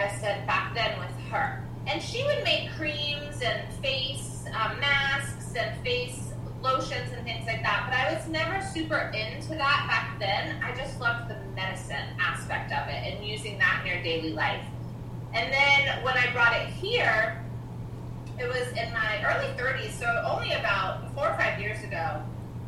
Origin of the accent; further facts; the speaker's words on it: North Georgia, United States; moved away; North Georgia where I grew up